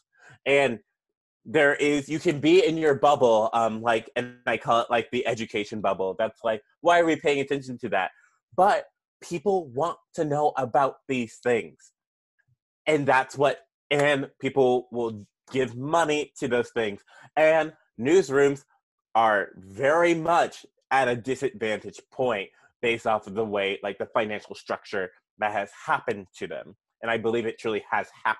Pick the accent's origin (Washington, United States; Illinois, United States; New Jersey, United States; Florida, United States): Washington, United States; Seattle; moved away; also born or lived in Minnesota; I'm from Seattle, went to Minnesota.